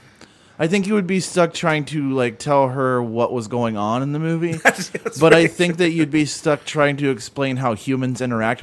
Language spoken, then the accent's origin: English; St. Louis, Missouri, United States; Also, I'm slightly biased because I'm from St. Louis and those dudes suck and so does their music.